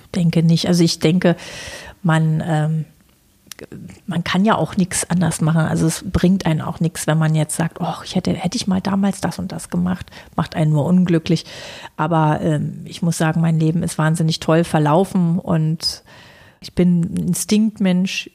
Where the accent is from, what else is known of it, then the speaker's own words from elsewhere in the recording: Berlin, Germany; freie Schnauze, wie man so als Berliner halt so ist